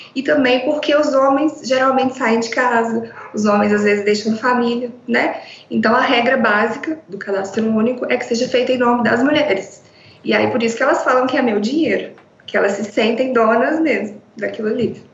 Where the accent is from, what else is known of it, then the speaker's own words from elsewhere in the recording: João Monlevade, Minas Gerais, Brazil; sou de João Molevade, interior de Minas